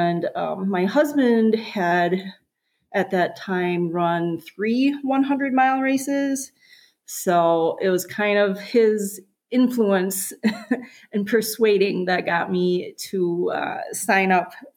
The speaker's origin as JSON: {"language": "English", "region": "South Central Wisconsin", "country": "United States", "tie": "born or raised there", "moved": "yes", "said": "I grew up in South Central Wisconsin"}